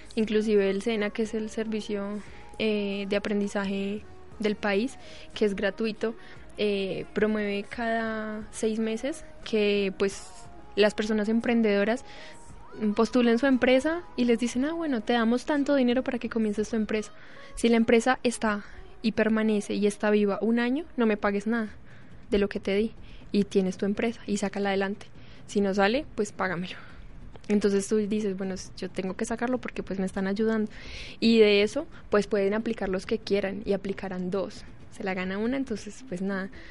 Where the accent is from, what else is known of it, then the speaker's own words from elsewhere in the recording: Colombia; soy de allá